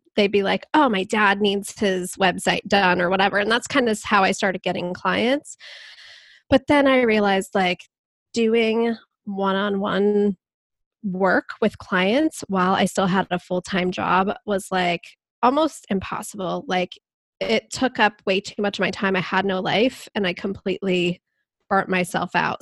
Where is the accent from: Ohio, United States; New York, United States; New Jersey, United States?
Ohio, United States; Columbus; I'm from Columbus, Ohio, and I am a web designer